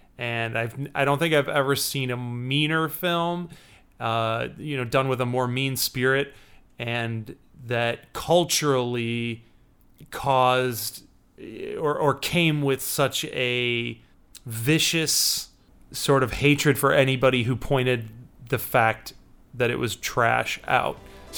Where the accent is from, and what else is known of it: Chicago, Illinois, United States